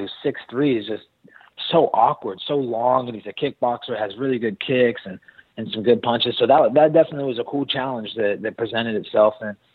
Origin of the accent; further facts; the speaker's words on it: Sacramento, California, United States; I was born in Sacramento